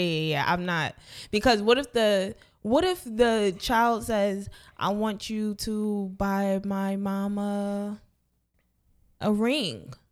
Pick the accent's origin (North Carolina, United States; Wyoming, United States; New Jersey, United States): New Jersey, United States; moved away; back home in Jersey